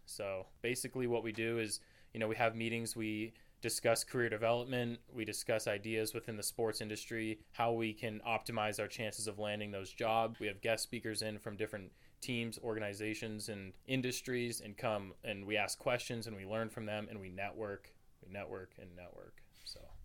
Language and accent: English; Camas, Washington, United States; moved away as an adult; now in Moscow, Idaho, United States; I'm a junior here at the University of Idaho from Camas, Washington, which is just north of Portland, Oregon